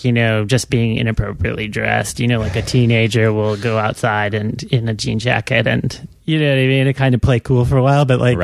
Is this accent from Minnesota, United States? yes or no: yes; Minnesota, United States; also born or lived in Santa Fe; now in Portland, United States; I grew up in Minnesota